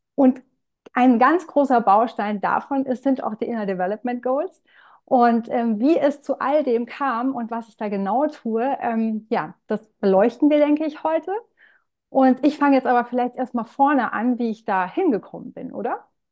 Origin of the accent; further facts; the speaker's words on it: Rhineland-Palatinate, Germany; komme aus der Pfalz